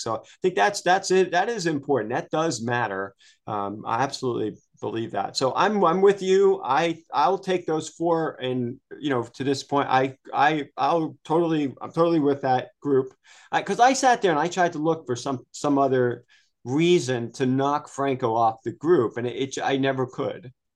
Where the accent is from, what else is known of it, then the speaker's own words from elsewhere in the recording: outside of Pittsburgh, Pennsylvania, United States; as a kid growing up outside of Pittsburgh